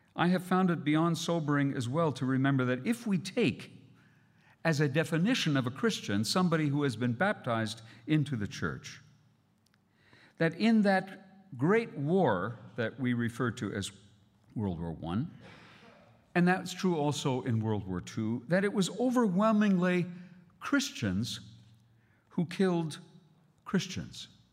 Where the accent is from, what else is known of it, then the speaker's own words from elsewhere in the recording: Canada; as a Canadian